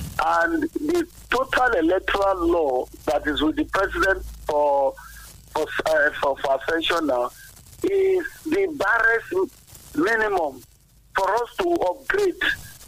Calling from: Abeokuta, Ogun State, Nigeria; I'm calling from Asokuta.

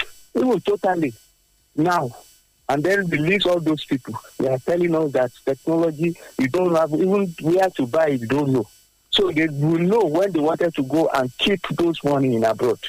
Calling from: Abeokuta, Ogun State, Nigeria; I'm … calling from Adokuta.

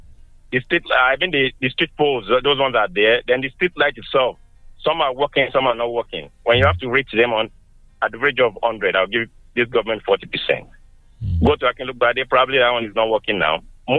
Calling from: Abeokuta, Ogun State, Nigeria; from Abeokuta.

